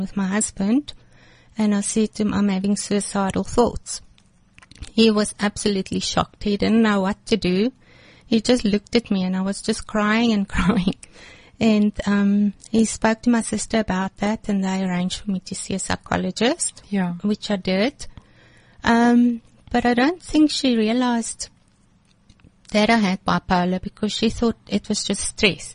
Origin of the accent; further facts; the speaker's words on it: Sasolburg, Free State, South Africa; moved away as an adult; also born or lived in Johannesburg; I was born in Johannesburg, came from a happy home. We moved to Sasolburg after